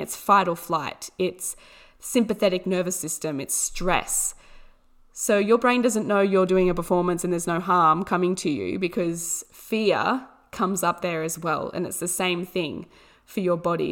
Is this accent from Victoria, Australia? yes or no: no; Orange, New South Wales, Australia; I was born in Orange, New South Wales, Australia, which is a beautiful little town. Um, absolutely amazing landscape. It's so beautiful. The people here are amazing